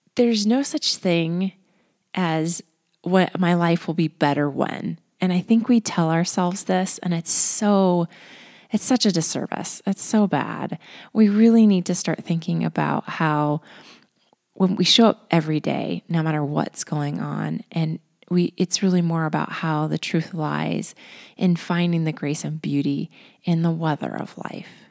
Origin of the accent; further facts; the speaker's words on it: Colorado, United States; I'm from Colorado